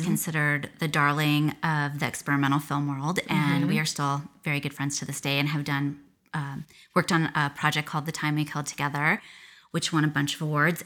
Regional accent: Akron, Ohio, United States; now in Las Vegas, United States; I grew up in Ohio

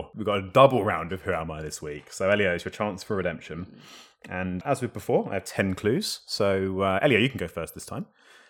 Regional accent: Paramaribo, Paramaribo District, Suriname; born there; I was born, this is an interesting one, would this have helped? I was born in Paramaribo, Suriname.

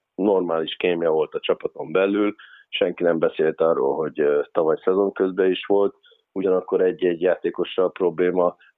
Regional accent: Körmend, Vas, Hungary; moved away as an adult; Körmend, ö, az a hely, ahol, ahol megkaptam azt a lehetőséget, hogy egyáltalán mai napon ismernek. Tehát, ö, ö, ott nőttem fel

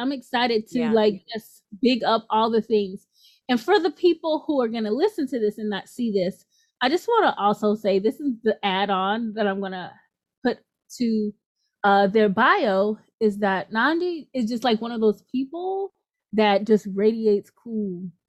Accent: Louisiana, United States; So I am kind of from Louisiana, the later part of my life, Louisiana. And so Louisiana, we've got bounce culture, right?

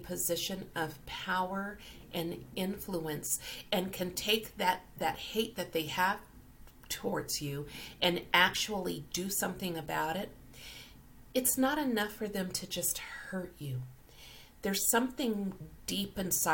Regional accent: Colorado, United States; I grew up in Colorado

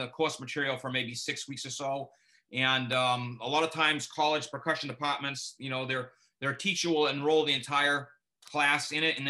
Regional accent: United States; I'm an American

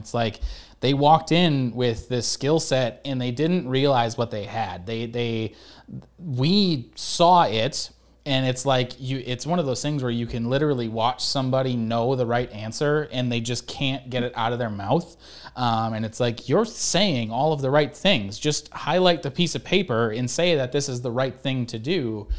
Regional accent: Michigan, United States; because I came from Michigan, and apparently now there's finally ticks in Michigan

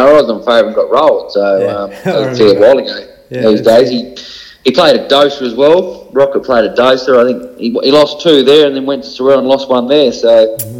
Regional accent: Hobart, Tasmania, Australia; I'm born and bred in Tassie and grew up in Rugby, which is just a little suburb just out of Belreeve Oval, probably 5 minutes from Belreeve Oval.

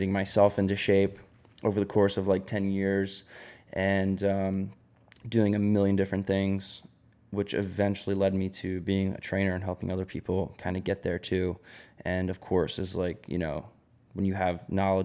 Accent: near Jersey Shore, New Jersey, United States; I grew up near Jersey Shore

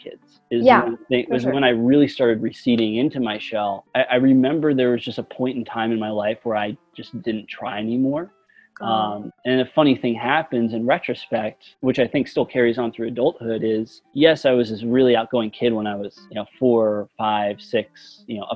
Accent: United States; also born or lived in Pennsylvania / New Jersey; I grew up in the North. My parents lived in two separate states. My dad lived in Pennsylvania. My mom lived in New Jersey. And so I'd go back and forth

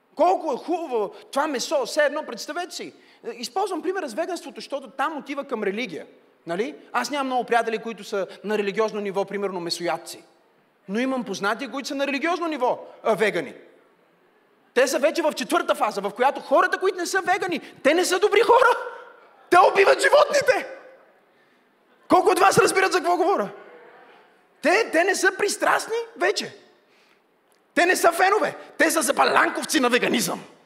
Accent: Bulgaria; сме българи

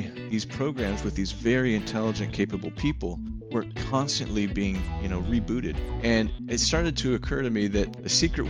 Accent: San Jose, California, United States; born there; Well, I was born in San Jose, California.

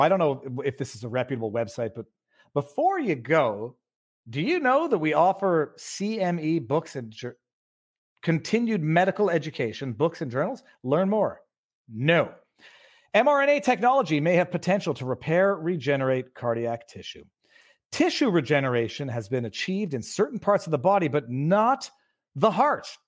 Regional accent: Canada; maybe I'm too Canadian

